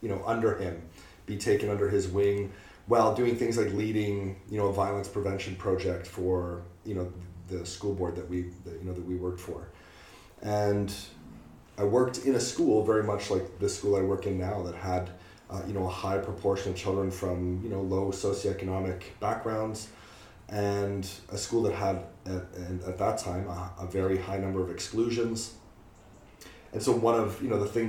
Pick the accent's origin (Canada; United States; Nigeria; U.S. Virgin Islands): Canada; moved away as an adult; now in United Kingdom; I am Canadian.